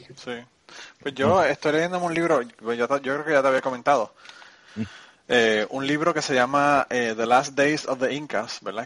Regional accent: Puerto Rico; now in Kentucky, United States; mi pueblo en Puerto Rico

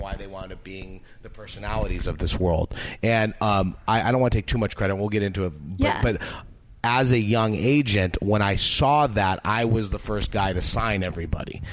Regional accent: Beverly Hills, California, United States; I grew up in Beverly Hills, California

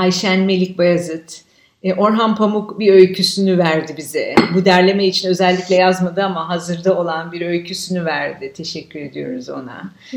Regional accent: Istanbul, Turkey; Şimdi ben adada, büyük adada büyüdüm. E, bütün çocukluğum boyunca oradaydım.

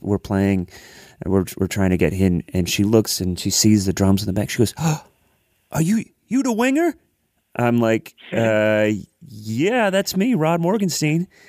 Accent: Columbus, Ohio, United States; moved away as an adult; now in Nashville, United States; I lived in, I grew up in Columbus, Ohio.

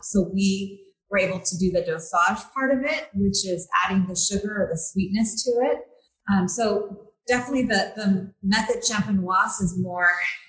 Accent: Napa, California, United States; also born or lived in Guanajuato, Mexico / Bakersfield, United States; Background is my parents and I immigrated here from Guanajuato, and we lived in Bakersfield, of all places, in the early 80s. And moved to Napa when I was 10.

